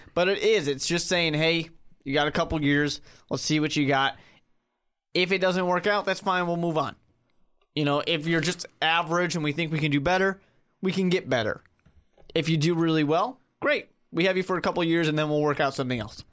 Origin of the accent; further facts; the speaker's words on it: Chicago, Illinois, United States; I come from Chicago